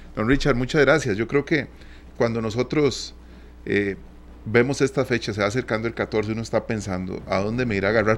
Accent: Costa Rica; nosotros seguimos celebrando con mi tierra.

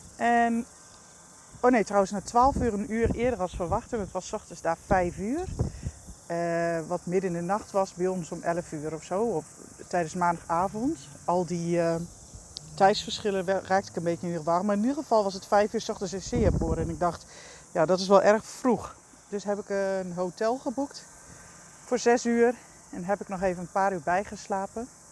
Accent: Netherlands; als Nederlander

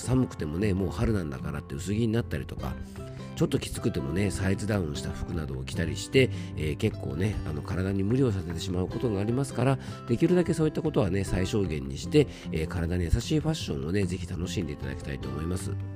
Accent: Yamanashi, Japan; 僕の地元の名所で昇仙峡っていうですね非常にあの山梨でもね有名な渓谷がある

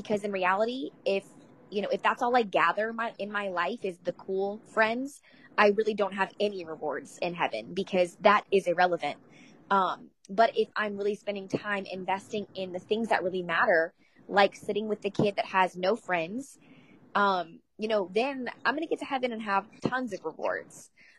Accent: Jacksonville, Florida, United States; Jacksonville, Florida.

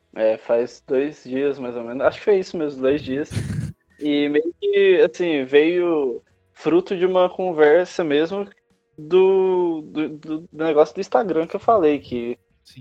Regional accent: Minas Gerais, Brazil; now in São Paulo, Brazil; Eu sou de Minas Gerais, mas eu tenho já alguns anos morando aqui em São Paulo.

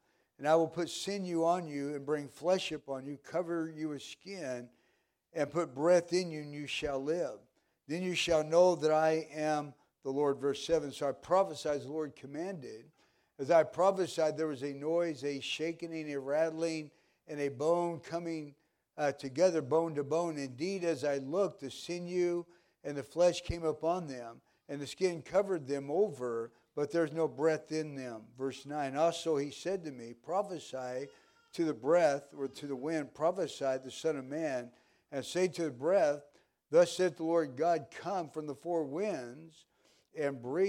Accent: Pittsburg, Kansas, United States; I grew up in Kansas, small town in Pittsburgh, Kansas.

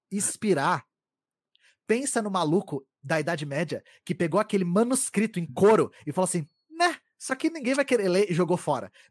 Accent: São Paulo, Brazil; Eu, eu cresci na Grande São Paulo, então eu tinha um sotaque parecido com o seu, que era da porta porteira

